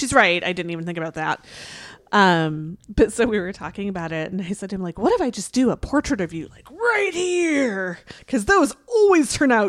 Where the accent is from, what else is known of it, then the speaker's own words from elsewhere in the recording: California, United States; moved away; it is from my home state of California